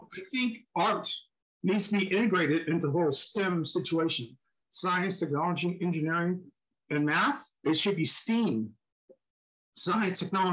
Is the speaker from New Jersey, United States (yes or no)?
yes; New Jersey, United States; moved away as an adult; also born or lived in Philadelphia, Pennsylvania / Texas / Seattle, Washington; I was born in Philadelphia, lived in New Jersey, Pennsylvania